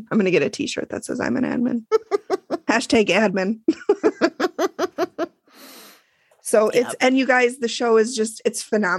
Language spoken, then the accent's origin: English; Minnesota, United States; accent: Minnesota; also born or lived in Middle East; my Minnesota accent would come out like way stronger than it normally was